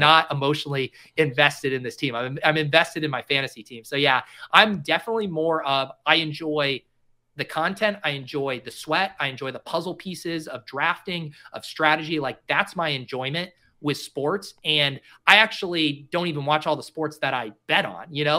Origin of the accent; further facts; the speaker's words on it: Denver, Colorado, United States; I grew up in Denver